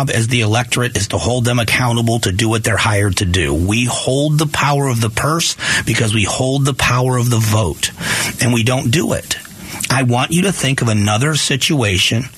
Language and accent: English; United States; I'm so proud of to be an American